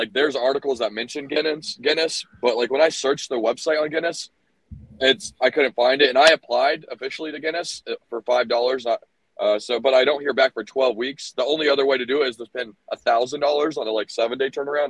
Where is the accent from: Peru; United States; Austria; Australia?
United States; Orlando, Florida; also born or lived in Tucson, Arizona; now in Arizona, United States; I'm from Orlando